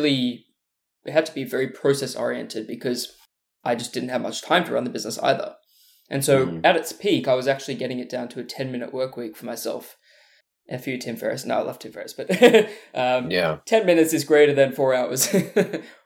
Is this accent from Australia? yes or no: yes; Australia; moved away as an adult; also born or lived in Burleigh Heads; now in Los Angeles, United States; I'm from Australia, in case you can't hear with the accent, but normally live in Los Angeles